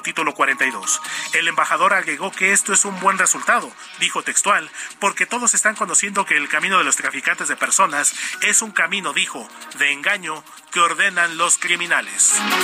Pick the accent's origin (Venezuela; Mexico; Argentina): Mexico; como sociedad mexicana